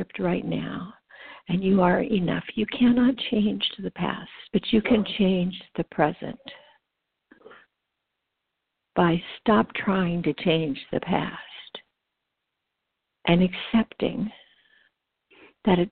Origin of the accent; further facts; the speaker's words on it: Los Angeles County, California, United States; I grew up in Los Angeles County